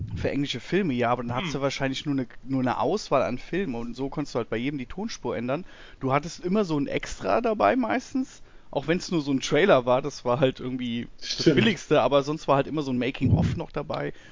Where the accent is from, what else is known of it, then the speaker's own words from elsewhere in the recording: near Münster, North Rhine-Westphalia, Germany; bei uns äh, ein Ort weiter war eine Videothek in Münster